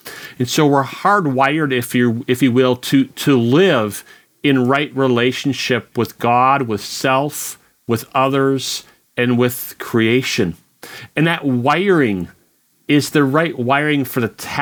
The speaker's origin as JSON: {"language": "English", "country": "United States", "said": "as an American"}